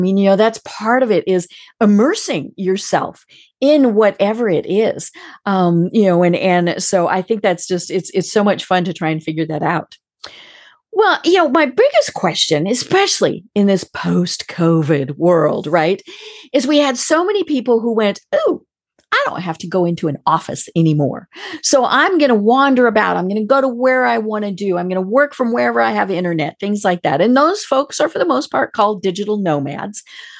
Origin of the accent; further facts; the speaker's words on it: Colorado, United States; now in Atlanta, United States; I came from Colorado, which pretty much has you know, not a lot of accent there.